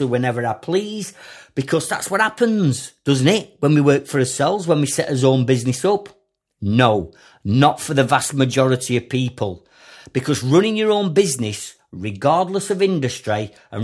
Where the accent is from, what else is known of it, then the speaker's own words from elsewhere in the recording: Sheffield, Yorkshire and the Humber, United Kingdom; as a kid growing up in Sheffield.